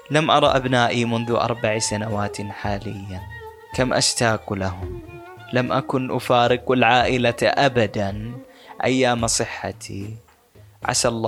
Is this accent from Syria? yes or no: no; Bahrain; now in Jordan; فضحكت وقلت لا انا من البحرين فاستغرب وقال لي ليش تعمل في هالعمل وأنت من البحرين